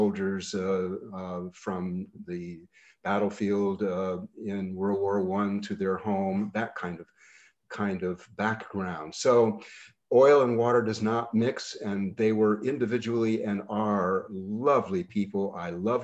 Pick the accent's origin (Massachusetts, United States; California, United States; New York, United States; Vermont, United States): Vermont, United States; Bennington; my growing up in Bennington and then in old Bennington, Vermont